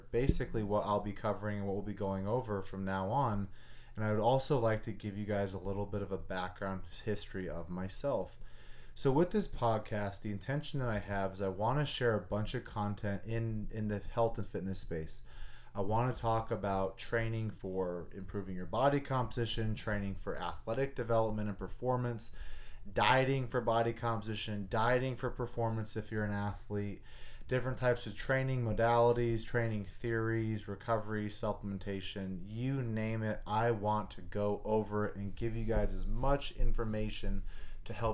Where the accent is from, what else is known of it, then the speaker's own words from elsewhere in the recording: Anchorage, Alaska, United States; moved away as an adult; I was born and raised in Anchorage, Alaska. I grew up there my whole entire life